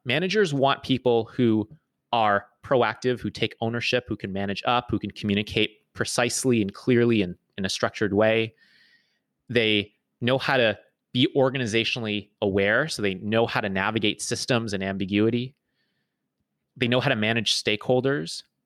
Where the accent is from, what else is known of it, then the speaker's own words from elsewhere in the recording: Toronto, Ontario, Canada; moved away as an adult; was born and raised in Toronto